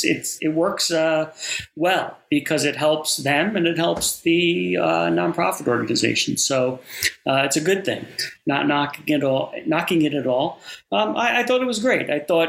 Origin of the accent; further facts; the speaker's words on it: New York, United States; being a New Yorker, being a Yankees fan.